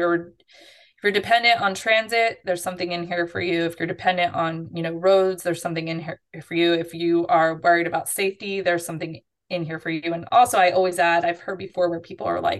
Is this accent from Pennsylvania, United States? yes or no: yes; Philadelphia, Pennsylvania, United States; now in Orlando, United States; I grew up in Philadelphia and I didn't have a car till I was in my early 20s